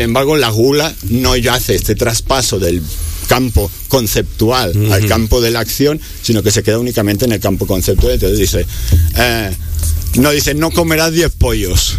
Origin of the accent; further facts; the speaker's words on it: Barcelona, Catalonia, Spain; moved away; Yo soy de Barcelona, como de España